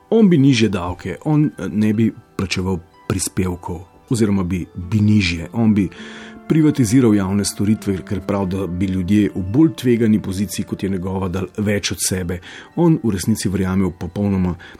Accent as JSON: {"language": "Slovenian", "country": "Slovenia", "said": "Prvič po letu 91 smo Slovenci dočekali rasizem"}